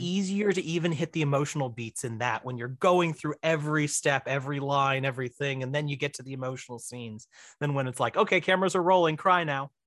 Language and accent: English; Missouri, United States; also born or lived in Florida; I'm from Missouri. I'm in Missouri. I was in Florida for a brief, all too brief three years